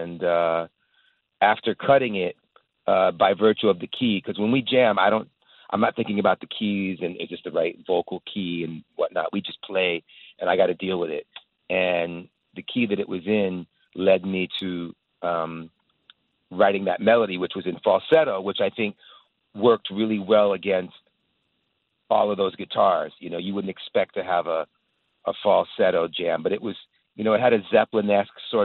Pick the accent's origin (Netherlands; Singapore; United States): United States; being an American